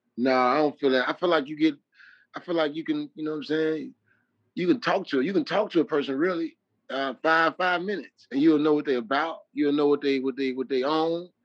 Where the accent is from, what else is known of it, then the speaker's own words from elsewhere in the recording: Chicago, Illinois, United States; I'm from Chicago